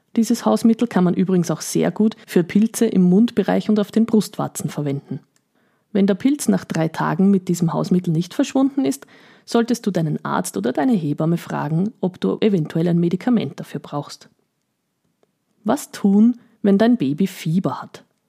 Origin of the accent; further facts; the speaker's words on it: Eastern Austria, Austria; bei uns in Österreich